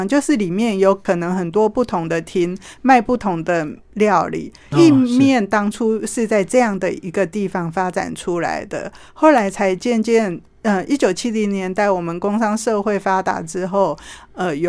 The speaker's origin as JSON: {"language": "Chinese", "region": "northern Taiwan", "country": "Taiwan", "also_born_or_lived": "Dadaocheng, Taipei", "said": "可能我们北部人不会这么吃。"}